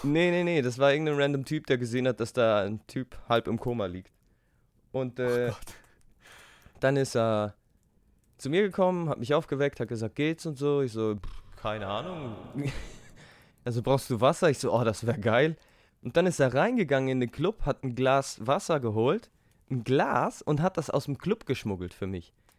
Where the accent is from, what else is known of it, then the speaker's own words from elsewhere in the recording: Switzerland; wir als Schweizer